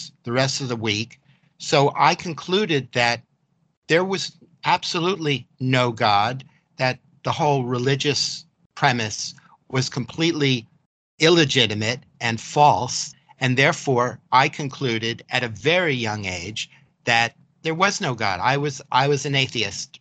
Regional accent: New York City, New York, United States; I grew up in Manhattan, New York City

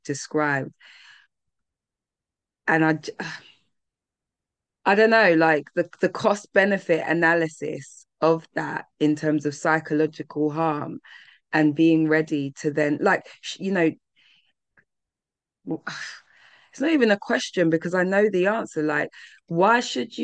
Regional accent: London, United Kingdom; being a Londoner

